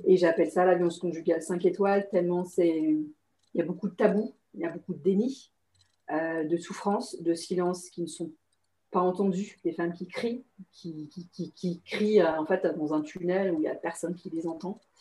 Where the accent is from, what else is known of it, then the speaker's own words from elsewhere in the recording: France; moved away as an adult; also born or lived in Singapore; je suis française, mais j'étais à l'étranger en fait